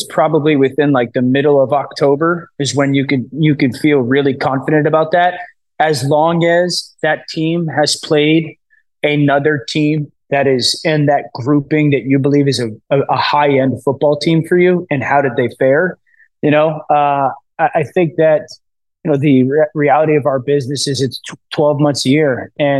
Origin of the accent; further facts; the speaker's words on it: East Coast, United States; I'm from the East Coast again, my wife from Philly